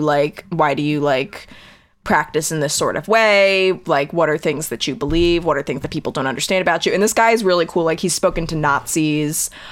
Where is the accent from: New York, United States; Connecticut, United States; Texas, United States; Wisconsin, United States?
Connecticut, United States; I grew up in Connecticut